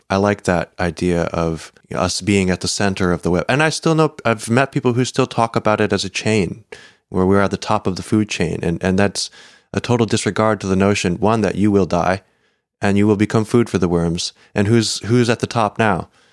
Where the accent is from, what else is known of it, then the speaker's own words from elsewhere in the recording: United States; as an American